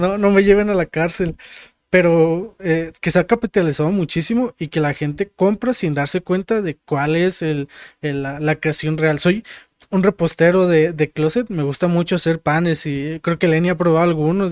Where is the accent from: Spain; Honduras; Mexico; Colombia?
Mexico; como mexicanos